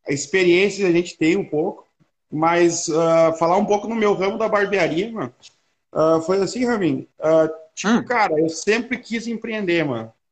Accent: Gramado, Rio Grande do Sul, Brazil; Sou de Gramado, Rio Grande do Sul, rapaz.

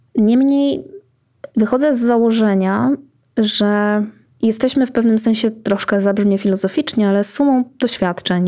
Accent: Iława, Warmian-Masurian Voivodeship, Poland; Urodziłam się w Iławie.

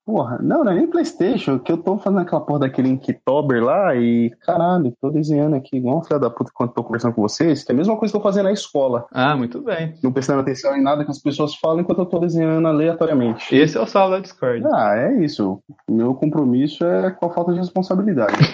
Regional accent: Carapicuíba, São Paulo, Brazil; eu sou de Carapicuíba, filhão.

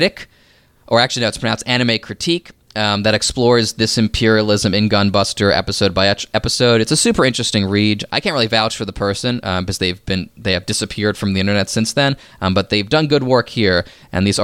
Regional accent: United States; I'm speaking as an American

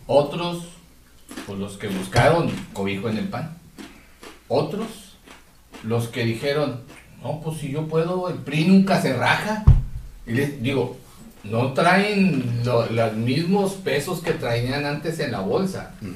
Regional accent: Mexico; esos ahorros que hemos tenido todos como mexicanos

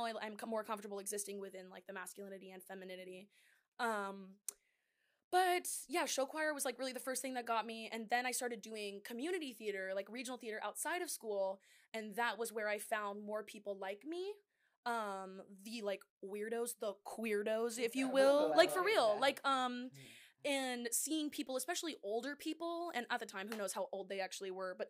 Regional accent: Moreno Valley, California, United States; moved away; I'm originally from Moreno Valley

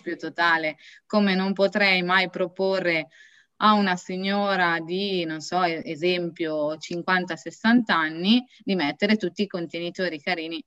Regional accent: Beura-Cardezza, Piedmont, Italy; vengo da Beura Cardezza

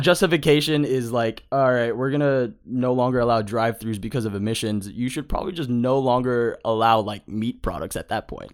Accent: Palmdale, California, United States; I grew up in Palmdale, like, I was the token Asian

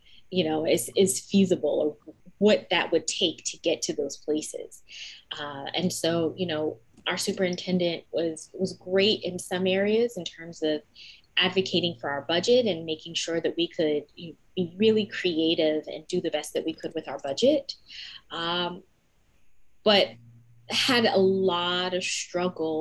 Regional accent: New Jersey, United States; I'm from New Jersey

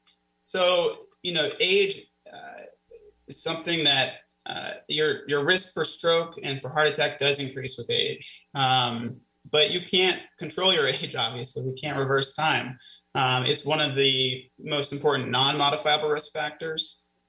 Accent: Florida, United States; also born or lived in Missouri; now in Erie, United States; I am a transplant. I was born in Missouri. I spent a lot of my early years in Florida. I went to college in Florida at the University of Florida

